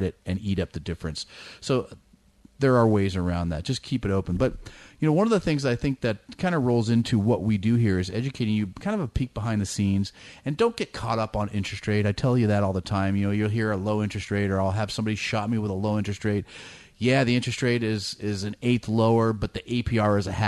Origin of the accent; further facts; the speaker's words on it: Danville, California, United States; now in El Dorado Hills, United States; I grew up in the East Bay in Danville